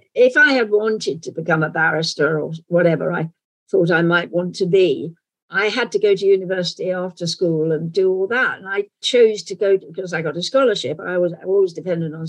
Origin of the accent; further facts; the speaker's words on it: London, United Kingdom; accent: London accent; my natural accent would be sort of London accent